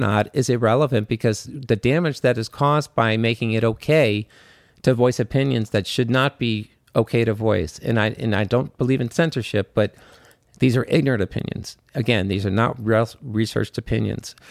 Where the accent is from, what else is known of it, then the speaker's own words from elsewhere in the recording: Washington, District of Columbia, United States; I'm from Washington, D C